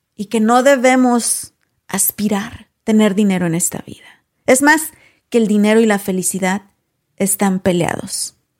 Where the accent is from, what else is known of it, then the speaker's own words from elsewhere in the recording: Paso del Alto, Guanajuato, Mexico; moved away; mi pueblo, de donde soy originaria, a Paso del Alto, Guanajuato